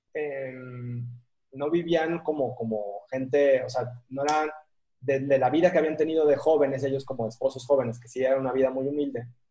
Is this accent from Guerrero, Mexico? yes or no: yes; Acapulco, Guerrero, Mexico; moved away; also born or lived in Bogotá, Colombia; el, el, distinto, el raro, el diferente, el que venía de Acapulco, o sea, ¿cómo que eres de Acapulco y eres rubio?